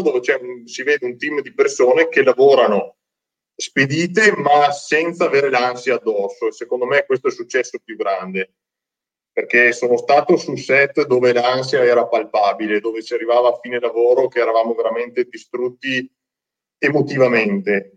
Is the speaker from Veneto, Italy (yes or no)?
yes; Veneto, Italy; accent: Veneto; per via del mio accento, perché purtroppo l'accento veneto è qualcosa di terribile ed è difficilissimo da nascondere